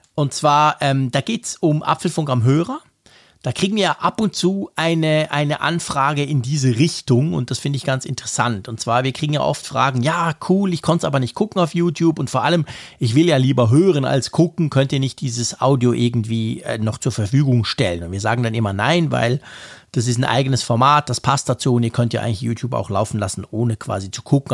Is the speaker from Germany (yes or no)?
no; Switzerland; als Schweizer